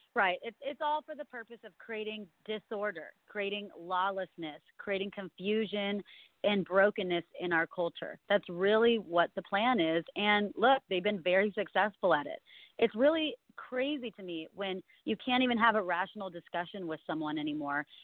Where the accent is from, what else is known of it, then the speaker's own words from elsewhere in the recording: California, United States; born and raised in California my whole life